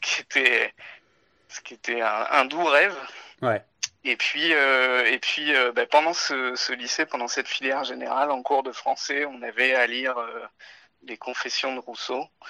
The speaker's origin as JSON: {"language": "French", "area": "Touraine", "region": "Centre-Val de Loire", "country": "France", "tie": "born or raised there", "also_born_or_lived": "Agen / Paris / Morteau / Geneva", "moved": "as an adult", "lives_now": "Bordeaux, France", "said": "je suis né à Agen, j'ai été élevé en Touraine"}